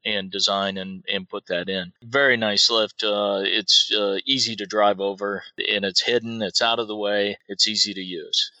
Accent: Iowa, United States; I grew up in Iowa

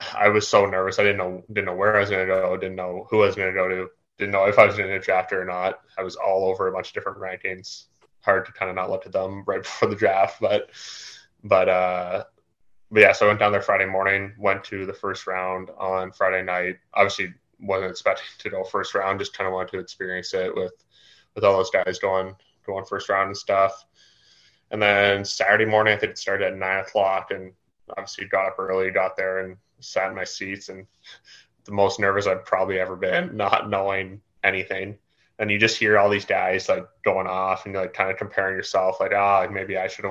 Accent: Canada; I'm from Canada

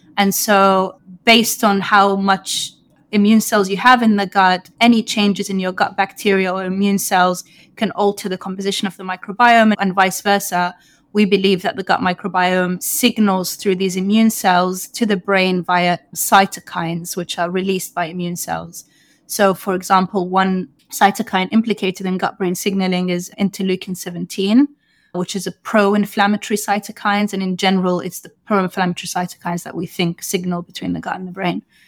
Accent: London, United Kingdom; moved away as an adult; also born or lived in Sudan (ancestry); now in New York, United States; I grew up in London, U K

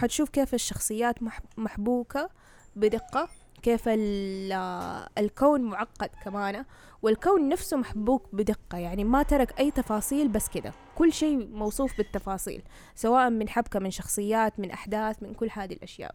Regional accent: Saudi Arabia; إحنا عندنا في السعودية المنطقة الشرقية

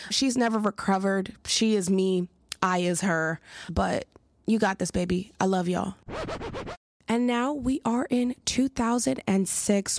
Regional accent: Philadelphia, Pennsylvania, United States; I'm from Philly

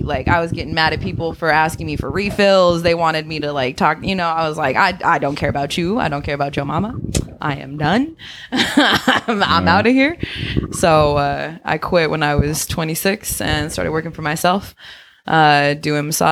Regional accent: Oakland, California, United States; I'm an Oakland girl, born and raised

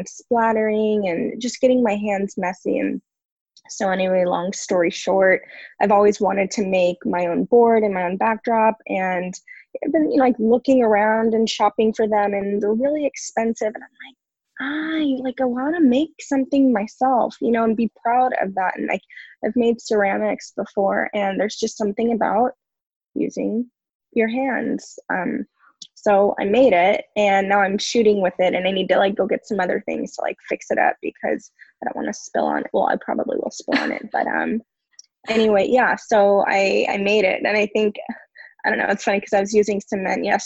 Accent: Simi Valley, California, United States; moved away as an adult; also born or lived in San Diego; now in Oceanside, United States; I grew up in Southern California in Simi Valley, which is part of Ventura County.

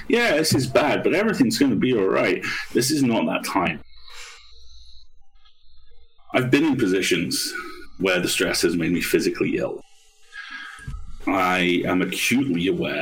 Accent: United Kingdom; I'm a Brit.

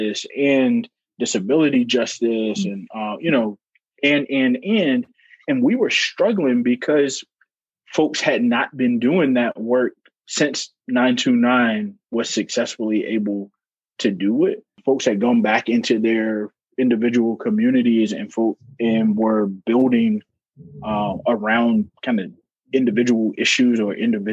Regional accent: North Carolina, United States; moved away as an adult; now in Iowa, United States; growing up in North Carolina

